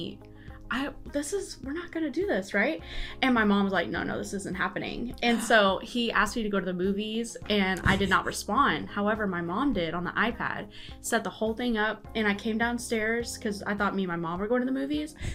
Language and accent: English; Kyle, Texas, United States; also born or lived in Canyon Lake, Texas; I grew up in Kyle, Texas, but I graduated from Canyon Lake High School.